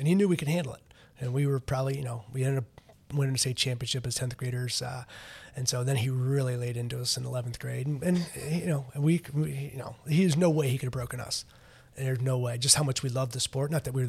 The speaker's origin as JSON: {"language": "English", "region": "North Carolina", "country": "United States", "tie": "born or raised there", "said": "And so ended up back down kind of in my home state. Going to Duke, through going to the North Carolina camp."}